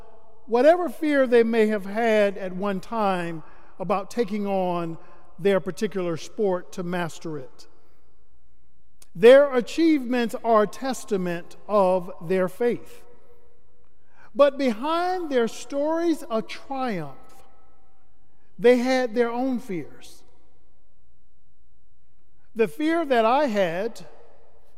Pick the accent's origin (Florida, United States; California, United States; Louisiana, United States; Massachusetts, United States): Florida, United States; Starke; now in Atlanta, United States; growing up in Florida. While being in Stark, Florida, my hometown